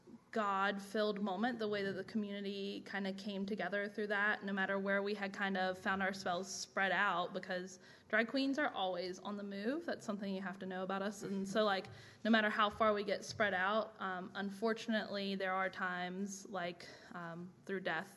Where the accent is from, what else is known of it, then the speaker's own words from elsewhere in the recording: the South, United States; growing up in the South as a woman